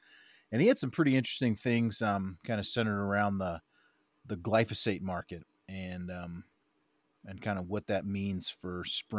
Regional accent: Maryland, United States; moved away as an adult; also born or lived in Colorado; I'm an East Coast guy. I grew up in Maryland, moved to Colorado, with UAP, United Agri Products. And, that's what got me out west here.

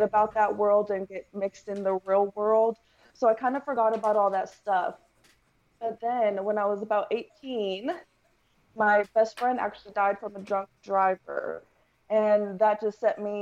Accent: Denton, Texas, United States; also born or lived in El Paso, Texas / California; pretty much raised in Texas, been in Texas majority of my life, so I'll say I'm a Texas girl. But I was born in El Paso, Texas, moved to around like the Denton area, stayed

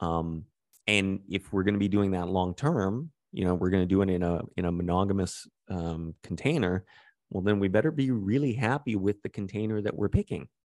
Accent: Calgary, Alberta, Canada; growing up in Calgary

